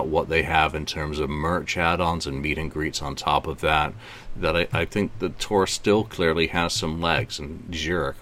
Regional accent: England, United Kingdom; As an Englishman

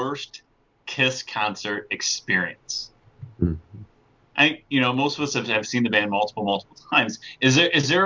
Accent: St. Louis, Missouri, United States; my hometown

